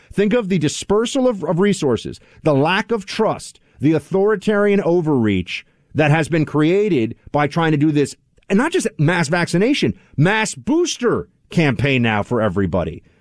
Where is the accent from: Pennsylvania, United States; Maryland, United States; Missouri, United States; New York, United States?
New York, United States; New York City; N Y C, my hometown.